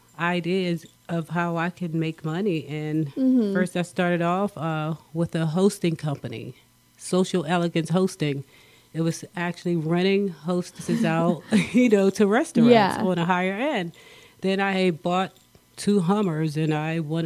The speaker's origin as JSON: {"language": "English", "town": "Philadelphia", "region": "Pennsylvania", "country": "United States", "also_born_or_lived": "Prescott, Arizona", "moved": "as an adult", "lives_now": "Arizona, United States", "said": "I'm from Philadelphia, PA"}